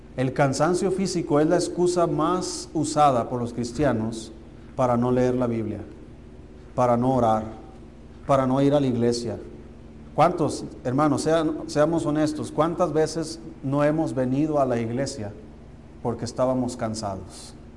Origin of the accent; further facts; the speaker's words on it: Mexico; Como mexicanos tenemos la cultura de, de comer bien y tenemos buena comida